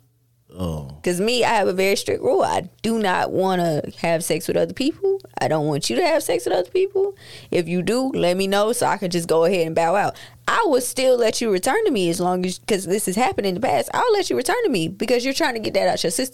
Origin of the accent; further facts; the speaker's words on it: Ruby, South Carolina, United States; I grew up in a little town called Ruby, also nicknamed Jewel City